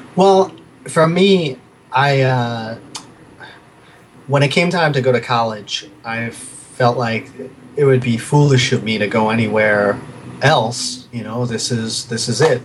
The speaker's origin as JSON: {"language": "English", "town": "New York City", "region": "New York", "country": "United States", "tie": "born or raised there", "also_born_or_lived": "Brooklyn / Manhattan", "said": "I was born in Brooklyn. Uh, I grew up mostly in Queens"}